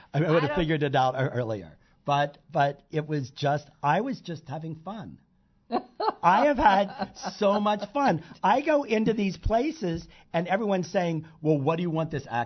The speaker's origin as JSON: {"language": "English", "town": "Pittsburgh", "region": "Pennsylvania", "country": "United States", "tie": "born or raised there", "moved": "as an adult", "said": "growing up in Pittsburgh"}